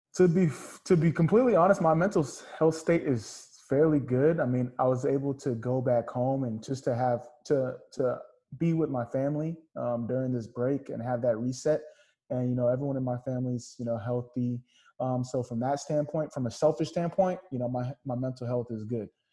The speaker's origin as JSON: {"language": "English", "region": "California", "country": "United States", "tie": "born or raised there", "said": "I grew up first generation Nigerian American, uh, born and raised in California"}